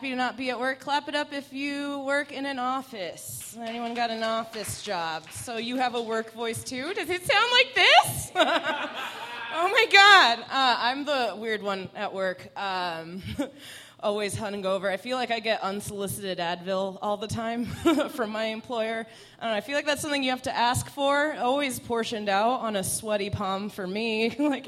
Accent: Iran; first language Persian; English is a second language; moved away; A Middle Eastern, Iranian specifically, Farsi was my first language

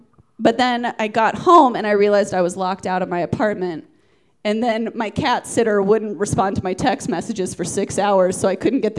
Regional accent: Atlanta, Georgia, United States; Georgia. Do you remember Atlanta, Georgia?

